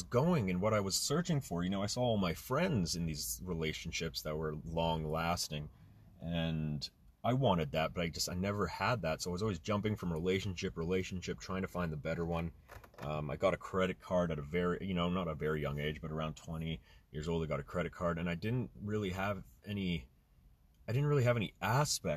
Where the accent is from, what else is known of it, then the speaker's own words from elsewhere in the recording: Canada; also born or lived in Germany; I was born in Germany, moved to Canada at a very young age